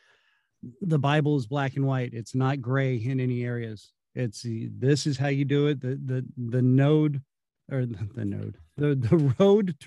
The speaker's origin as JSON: {"language": "English", "region": "California", "country": "United States", "tie": "born or raised there", "moved": "yes", "lives_now": "Kansas City, United States", "said": "growing up in California"}